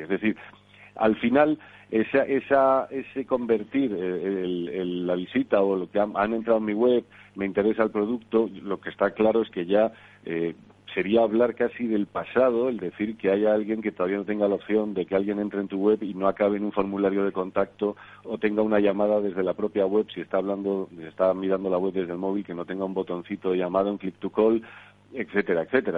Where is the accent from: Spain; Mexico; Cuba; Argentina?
Spain; como españoles